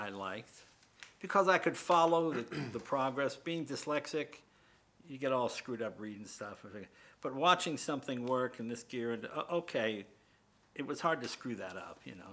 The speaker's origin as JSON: {"language": "English", "town": "Andover", "region": "Massachusetts", "country": "United States", "tie": "born or raised there", "said": "we're from Andover"}